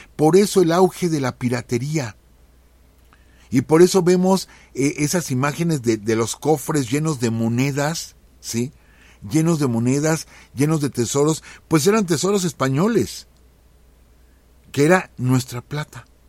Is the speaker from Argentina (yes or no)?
no; Mexico; como mexicanos